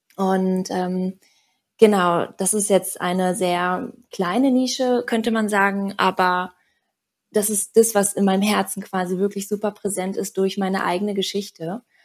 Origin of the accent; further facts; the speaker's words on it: Berlin, Germany; moved away as an adult; also born or lived in Bali; Ich komme gebürtig aus Berlin.